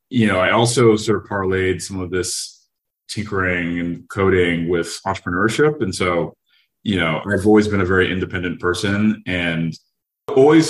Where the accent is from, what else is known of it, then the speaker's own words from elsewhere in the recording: Los Angeles, California, United States; I grew up in Los Angeles